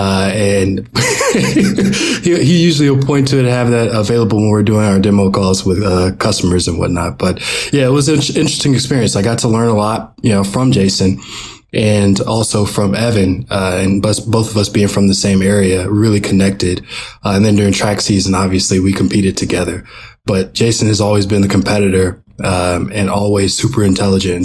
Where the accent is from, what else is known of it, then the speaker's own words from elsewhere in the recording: Georgia, United States; We're both from Georgia and attended the same middle school